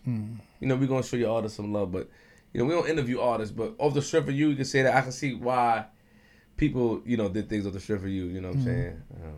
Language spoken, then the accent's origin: English; New York City, New York, United States; I'm from Queens for a reason